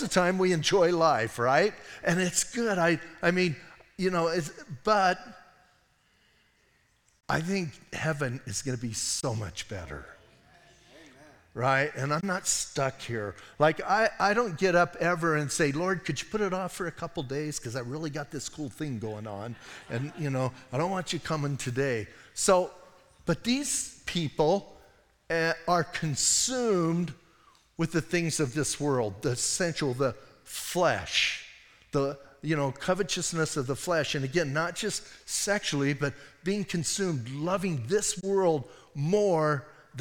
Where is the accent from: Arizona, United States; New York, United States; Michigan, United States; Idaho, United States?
Arizona, United States; Bisbee; I'm from Bisbee